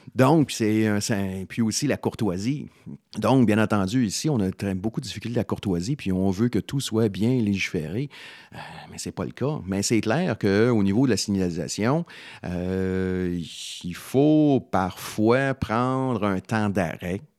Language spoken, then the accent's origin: French; Salaberry-de-Valleyfield, Quebec, Canada; je suis d'origine de Valleyfield